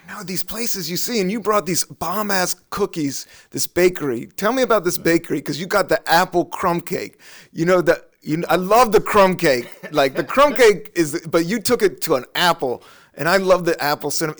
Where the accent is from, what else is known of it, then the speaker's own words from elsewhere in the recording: Washington, District of Columbia, United States; moved away as an adult; now in New York, United States; I grew up on Capitol Hill